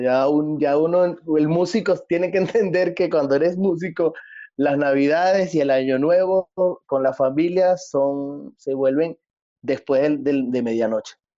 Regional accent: Quíbor, Lara, Venezuela; moved away as an adult; also born or lived in Barquisimeto, Venezuela; now in Medellín, Colombia; Aquí en mi pueblo, en Kibor, uno consigue mondongo de chivo

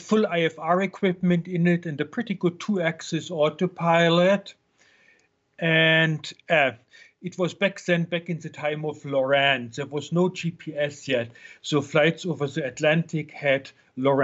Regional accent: Germany; now in United States; I'm from Germany originally

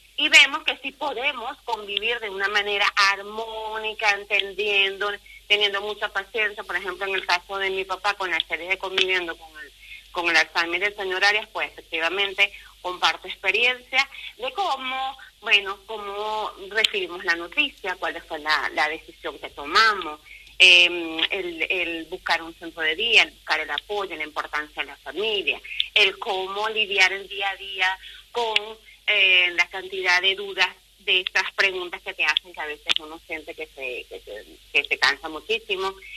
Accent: Venezuela; moved away as an adult; now in Ponferrada, Spain; soy venezolana con genes españoles y la mitad de mis genes son de aquí, de la tierra berciana

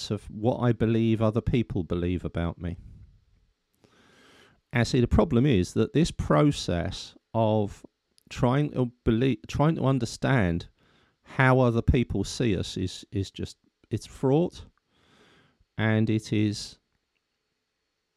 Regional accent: London, United Kingdom; accent: Cockney; I was brought up basically as a Cockney, that's still in me

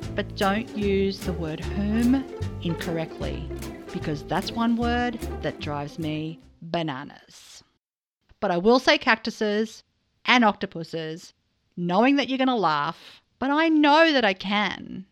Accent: Australia; as an Australian

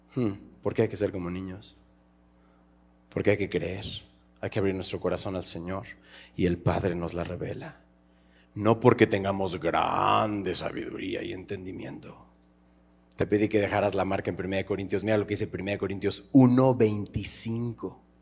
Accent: Mexico; cómo somos los mexicanos.

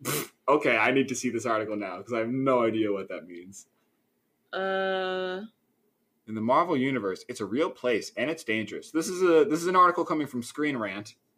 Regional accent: Philadelphia, Pennsylvania, United States; I am from the Philadelphia area.

